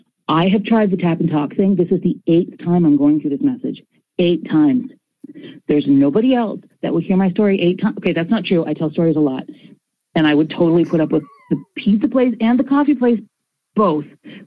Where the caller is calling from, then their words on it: Fredericton, New Brunswick, Canada; I'm calling from Fredericton, New Brunswick. It's in Canada.